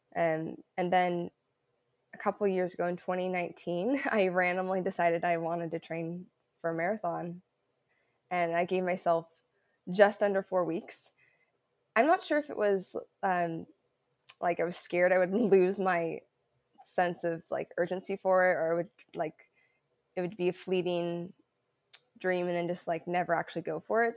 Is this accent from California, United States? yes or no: no; Southern Oregon, United States; also born or lived in Illinois / Seattle; now in Portland, United States; I'm from Oregon, so I'm originally from Southern Oregon, and right now I'm in Portland, Portland area